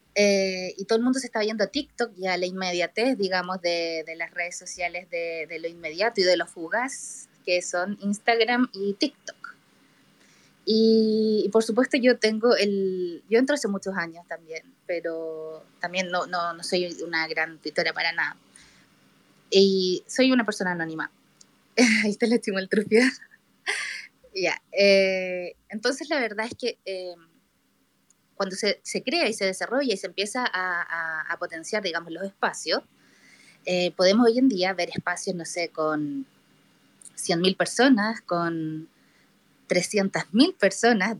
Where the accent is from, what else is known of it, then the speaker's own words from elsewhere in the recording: Chile; soy de Chile